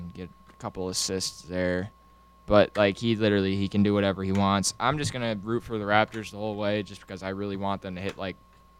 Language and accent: English; New York City, New York, United States; I'm from the Bronx.